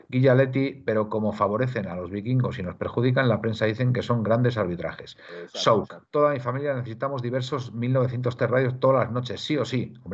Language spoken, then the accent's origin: Spanish; Madrid, Community of Madrid, Spain; soy español de Madrid, que me he equivocado.